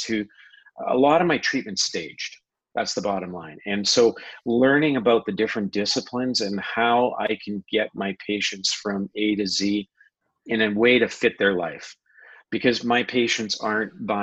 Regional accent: Canada; I grew up playing hockey as a Canadian.

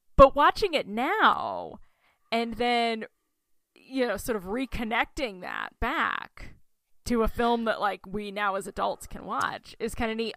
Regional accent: Oklahoma, United States; moved away; my home state, Oklahoma.

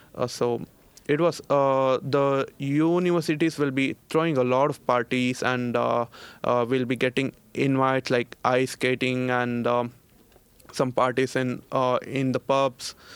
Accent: Bangalore, Karnataka, India; moved away as an adult; now in Linköping, Sweden; I'm from India. Well, uh, to be frank, I'm from, uh, city Bangalore

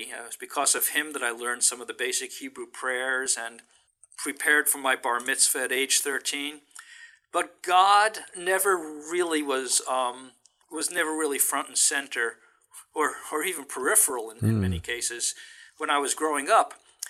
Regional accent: New York City, New York, United States; moved away as an adult; also born or lived in Bronx, New York; now in San Francisco, United States; That's where I grew up. I was born in the Bronx in New York, but grew up as a child in Brooklyn. Absolutely. And when I go back there, you can still tell from my accent, which gets stronger once I'm back in New York.

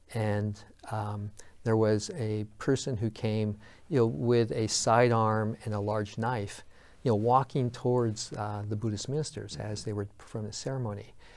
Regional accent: United States; I'm a third generation American. You know, my grandparents came here over a hundred ten years ago

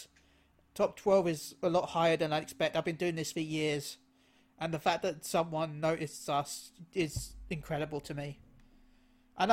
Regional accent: United Kingdom; I'm British

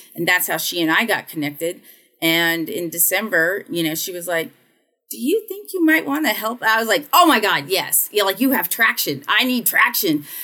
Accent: United States; also born or lived in the South / North Carolina; being an American

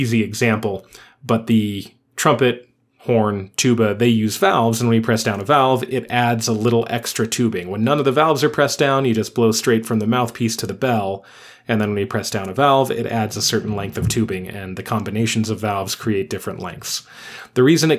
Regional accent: United States; We are American.

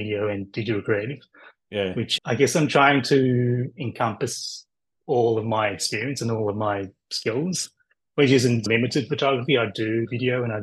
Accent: Melbourne, Victoria, Australia; I'm from Melbourne, Australia

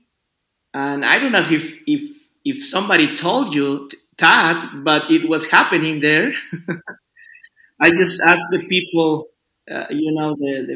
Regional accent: Mexico City, Mexico; English is a second language; moved away as an adult; now in Yucatán Peninsula, Mexico; I'm from Mexico City

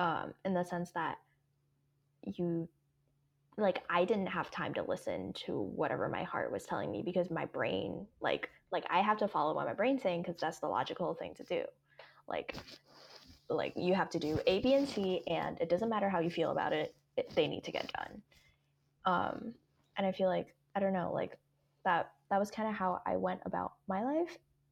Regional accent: Hong Kong; English is a second language; my background with English is that I grew up in Hong Kong. I learned English in kindergarten and all the way up.

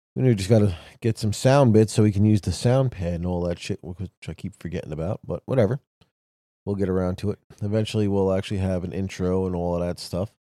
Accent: New York City, New York, United States; I grew up in New York City.

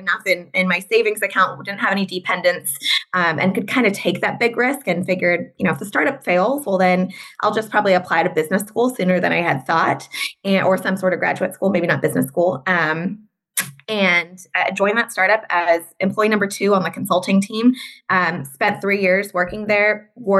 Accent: Southern California, United States; moved away as an adult; also born or lived in Notre Dame, Indiana; So I'm born and raised in Southern California.

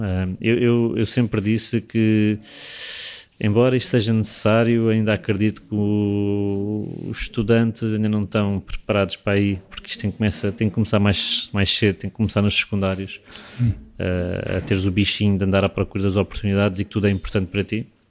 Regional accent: Portugal; como português

